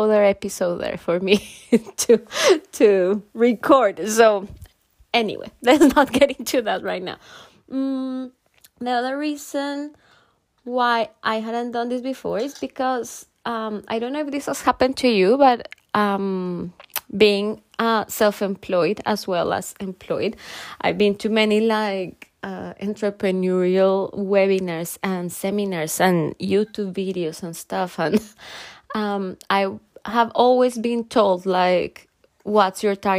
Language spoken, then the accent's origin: English; Colombia; moved away as an adult; now in United Kingdom; I'm from Colombia, and almost 7 years ago I moved to the UK